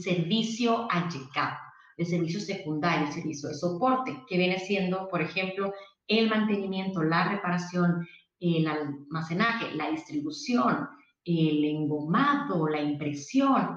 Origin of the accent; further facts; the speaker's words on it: Mexicali, Baja California, Mexico; yo soy de Mexicali, em, estudié aquí contador público internacional